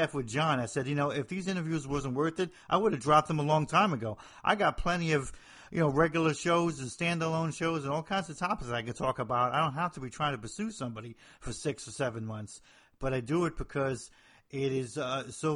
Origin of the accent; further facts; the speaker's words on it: Hoboken, New Jersey, United States; moved away; I'm from the north of Jersey